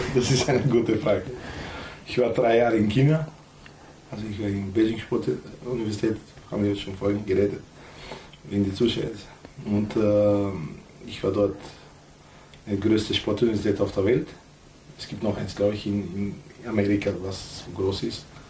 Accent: North Macedonia; now in Austria; Wir sind Mazedonier, nicht Nordmazedonier

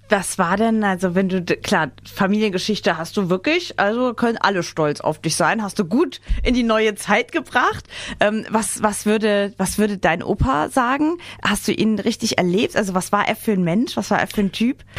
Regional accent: Saarland, Germany; ich komme aus dem Saarland

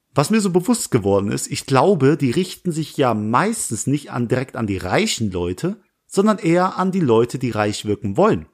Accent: Langweiler, Germany; in Nähe Langweiler, wo ich herkomme

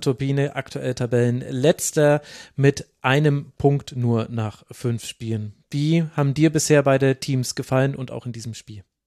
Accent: Franconia, Bavaria, Germany; für mich als gebürtigen Franken

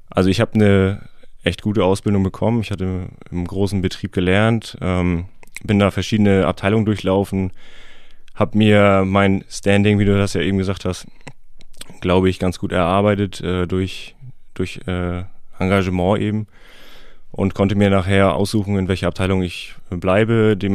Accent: Heikendorf, Schleswig-Holstein, Germany; ich bin 30, ich komme aus Heikendorf

